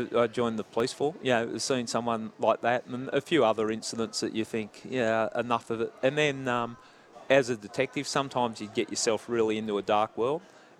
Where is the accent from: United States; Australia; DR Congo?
Australia; Epping, New South Wales; Round Epping area.